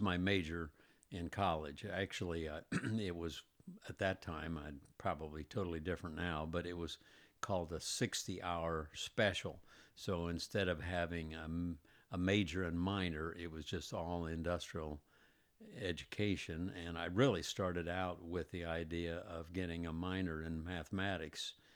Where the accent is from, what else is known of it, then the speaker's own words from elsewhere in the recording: Indianapolis, Indiana, United States; also born or lived in Greenwood, Indiana; I was born in Indianapolis, lived in Indianapolis all my life, except for maybe the last twenty some odd years when we moved to Greenwood, which was all of two miles farther south